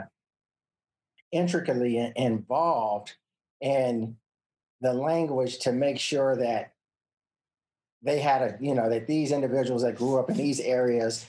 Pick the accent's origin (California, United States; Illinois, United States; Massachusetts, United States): California, United States; Los Angeles; I grew up in South Central Los Angeles